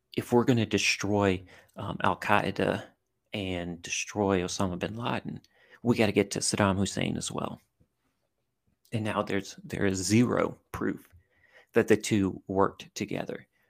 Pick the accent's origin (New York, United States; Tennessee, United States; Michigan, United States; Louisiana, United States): Louisiana, United States; southern; I grew up in a, in a small town in southern Louisiana